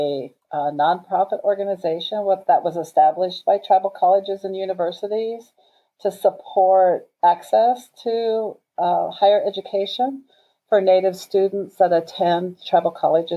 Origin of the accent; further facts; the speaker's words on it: Rosebud Reservation, South Dakota, United States; I was born and raised on the Rosebud Reservation